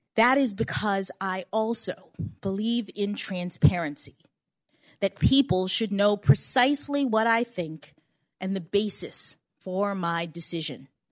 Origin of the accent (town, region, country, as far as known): Washington, District of Columbia, United States; born or raised there